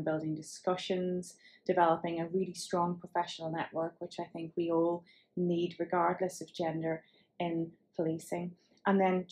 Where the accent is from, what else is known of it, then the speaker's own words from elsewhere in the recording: Northern Ireland, United Kingdom; given from my accent. You can tell I hail from Northern Ireland